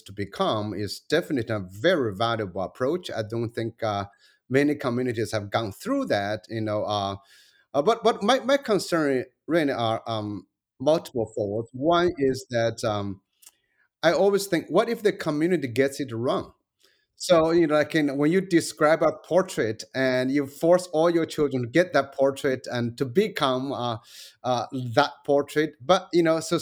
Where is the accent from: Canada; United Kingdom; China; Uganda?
China; moved away; also born or lived in United States